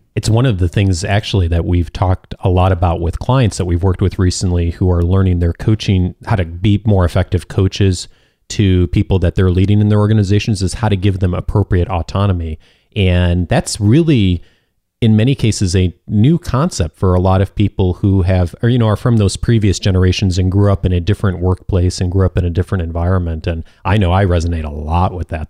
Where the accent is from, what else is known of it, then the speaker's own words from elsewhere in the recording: Midwest, United States; growing up in the Midwest